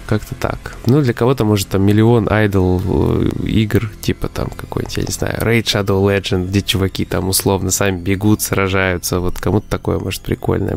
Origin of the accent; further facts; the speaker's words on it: Omsk, Omsk Oblast, Russia; я из Омска